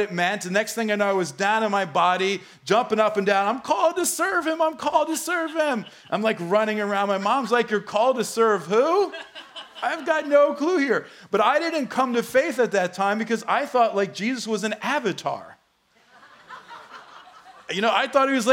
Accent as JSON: {"language": "English", "region": "New Jersey", "country": "United States", "tie": "born or raised there", "said": "I grew up in the Holy Land, New Jersey"}